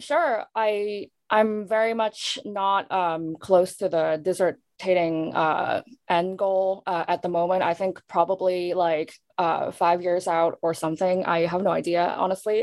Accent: Hong Kong; moved away; born and raised in Hong Kong, and also somewhere um, diasporic but not Asian American

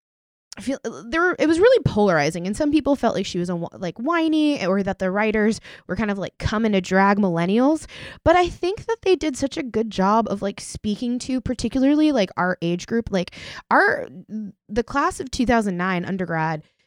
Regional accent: Oklahoma, United States; I grew up in Oklahoma

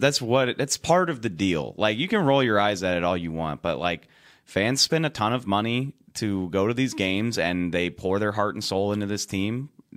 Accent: South Louisiana, United States; I'm from South Louisiana. That's why.

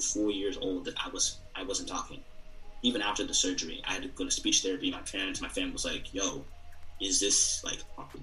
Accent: Zimbabwe; moved away; I'm not Nigerian, I'm Zimbabwean

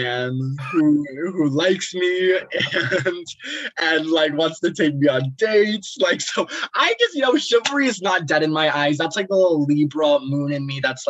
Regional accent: Palm Harbor, Florida, United States; I'm from Palm Harbor, Florida

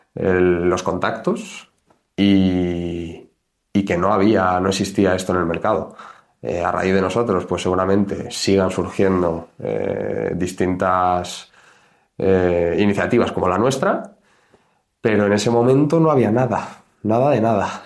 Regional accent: Community of Madrid, Spain; nosotros somos de Madrid

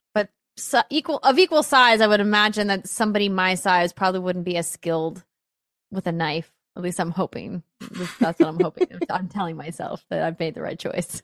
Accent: Fargo, North Dakota, United States; moved away; my hometown of Fargo had improv

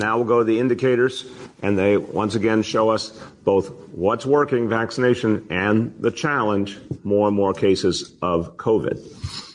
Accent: New York City, New York, United States; as a New Yorker

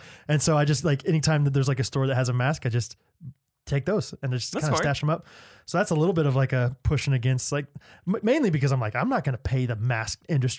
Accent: Texas, United States; those are the only two condiments I use because I'm from Texas and I love ketchup.

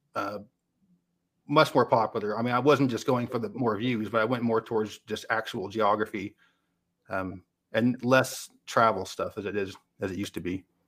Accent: West Coast, United States; now in Tennessee, United States; I'm from the West Coast.

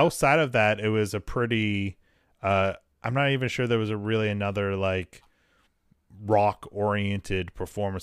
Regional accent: New England, United States; growing up in New England

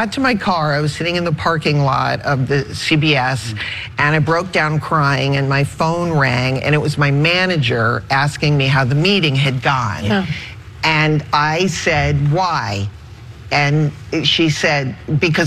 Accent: New England, United States; I'm from New England.

